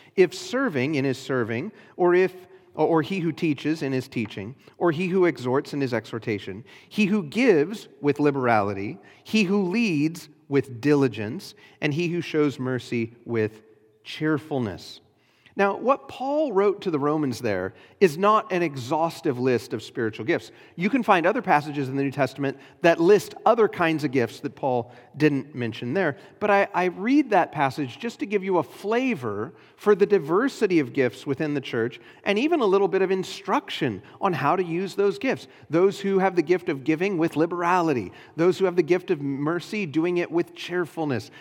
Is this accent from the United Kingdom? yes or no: no; United States